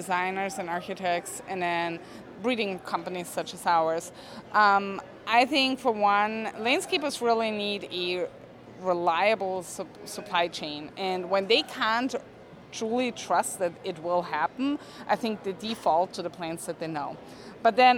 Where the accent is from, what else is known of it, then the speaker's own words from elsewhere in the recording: Austria; moved away as an adult; now in United States; So I'm from Austria. I grew up there. I moved to the States like 7 years ago.